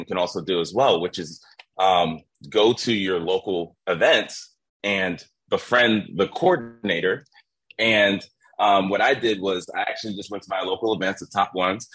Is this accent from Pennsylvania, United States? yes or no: yes; Philadelphia, Pennsylvania, United States; I'm from Philadelphia, Pennsylvania.